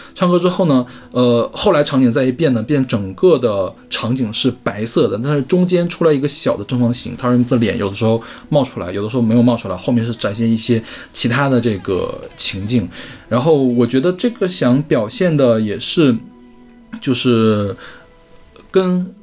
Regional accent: China; 毕竟咱们是中国人

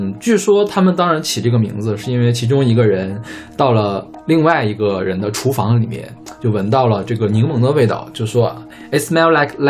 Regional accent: Northeast China, China; 但是我们东北人洗澡没那么快

